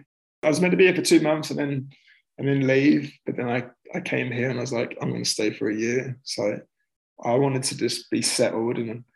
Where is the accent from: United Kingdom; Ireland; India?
United Kingdom; England; Like, would you do it in England? Like, in my home country, would you do it in Canada? Because I'm a citizen.